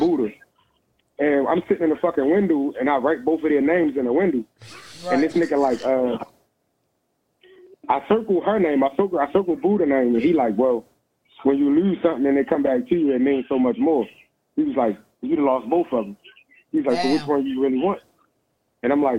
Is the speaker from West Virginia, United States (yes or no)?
no; Baltimore, Maryland, United States; now in Texas, United States; I'm from Baltimore. I live in Texas right now